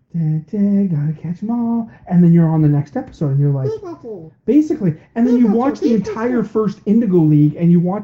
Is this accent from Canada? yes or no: yes; Canada; we're Canadian.